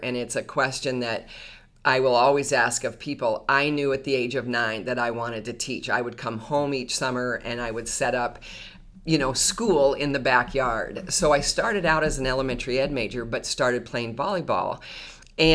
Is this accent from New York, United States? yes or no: no; Manhattan Beach, California, United States; moved away as an adult; now in Duluth, United States; I was raised in Manhattan Beach, California, about 6 miles south of the Los Angeles airport. And interestingly enough, when I moved to Duluth, it reminded me very much of home, a smaller community, a lot of community.